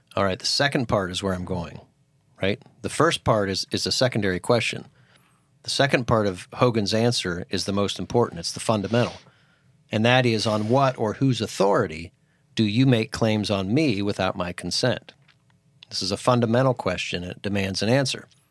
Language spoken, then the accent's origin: English; Titusville, Pennsylvania, United States; moved away as an adult; also born or lived in Philadelphia, Pennsylvania; a very small church growing up in Titusville, Pennsylvania. And when I moved to Philadelphia